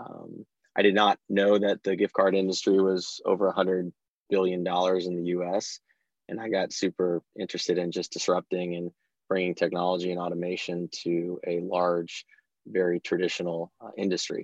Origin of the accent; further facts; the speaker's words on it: Bay Area, California, United States; I was born and raised in the Bay Area